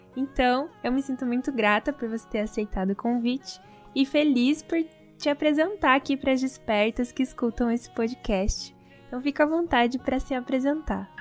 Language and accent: Portuguese; Brazil; como a gente nasceu no Brasil